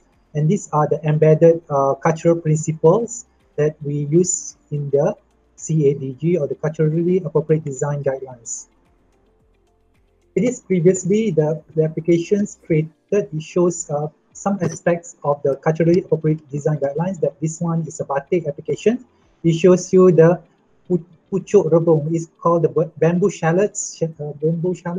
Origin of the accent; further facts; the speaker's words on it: Malaysia; I come from Malaysia